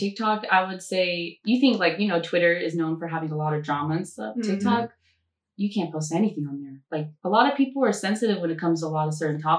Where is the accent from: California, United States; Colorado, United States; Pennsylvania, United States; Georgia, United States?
California, United States; Vallejo; I was born and raised in Vallejo, California.